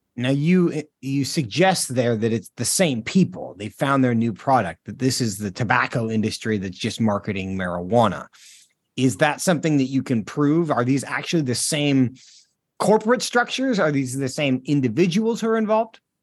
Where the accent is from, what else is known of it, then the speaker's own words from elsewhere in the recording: Washington, United States; moved away as an adult; My home state of Washington, I don't live there now, but, um, I spent most of my life there